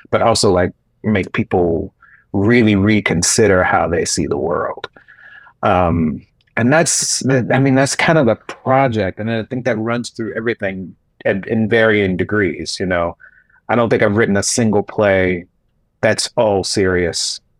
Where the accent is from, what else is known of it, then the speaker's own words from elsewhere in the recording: Gaston County, North Carolina, United States; I was in Gaston County.